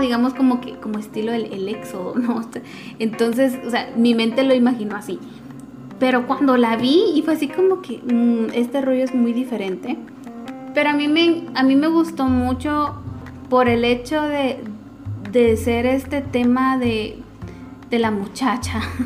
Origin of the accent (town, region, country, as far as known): Guatemala